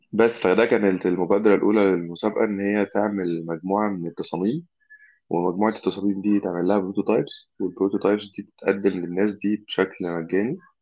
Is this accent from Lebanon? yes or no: no; Egypt; دي زي دمياط كده عندنا في مصر